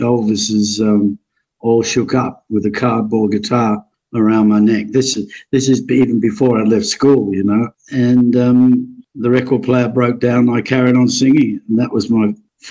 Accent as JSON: {"language": "English", "town": "Adelaide", "region": "South Australia", "country": "Australia", "tie": "born or raised there", "said": "growing up in Adelaide, and northern suburb of Elizabeth."}